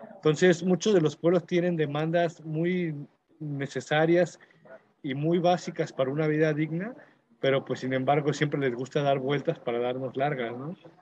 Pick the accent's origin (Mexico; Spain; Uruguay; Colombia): Mexico; nos toca a todas las personas como mexicanos